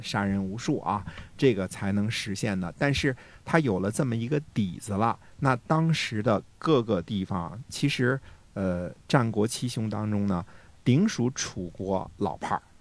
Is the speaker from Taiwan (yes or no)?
no; China; 我们中国人